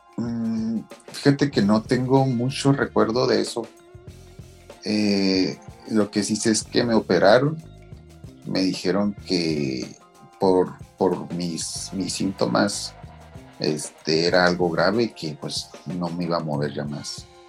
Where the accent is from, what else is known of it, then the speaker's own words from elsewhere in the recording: Meoqui, Chihuahua, Mexico; Y soy de Mioki, Chihuahua.